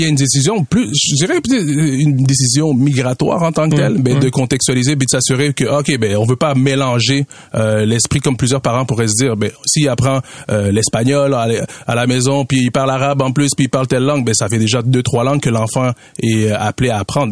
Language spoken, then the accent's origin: French; Katanga, DR Congo; now in Canada; on vient de, la région euh, du Katanga, on parle Swahili dans cette région du Congo.